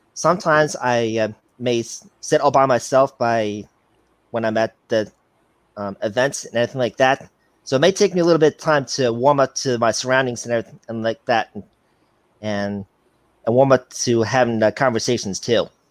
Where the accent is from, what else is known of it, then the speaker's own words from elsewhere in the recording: Chicago, Illinois, United States; now in Cedar Rapids, United States; I'm from Cedar Rapids, Iowa. I'm originally from Chicago, Illinois